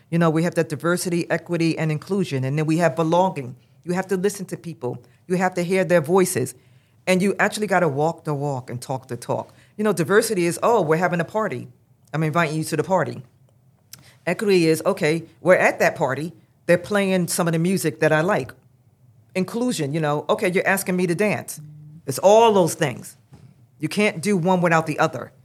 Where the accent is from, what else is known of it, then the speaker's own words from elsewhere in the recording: New York City, New York, United States; now in New Jersey, United States; I grew up in Brooklyn, New York. I live in Jersey right now